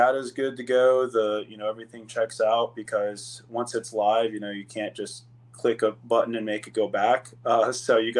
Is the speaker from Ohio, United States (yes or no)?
yes; Ohio, United States; now in Phoenix, United States; Actually was born and raised in Ohio